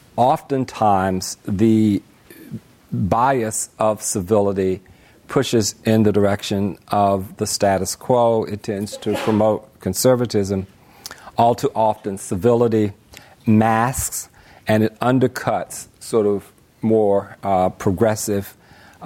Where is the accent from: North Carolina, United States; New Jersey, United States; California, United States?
North Carolina, United States; Greensboro; my hometown, Greensboro, North Carolina.